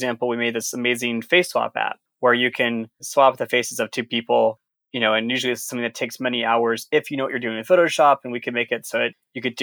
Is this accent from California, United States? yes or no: yes; Sonoma County, California, United States; moved away as an adult; also born or lived in Providence, Rhode Island; I'm originally from Sonoma County in California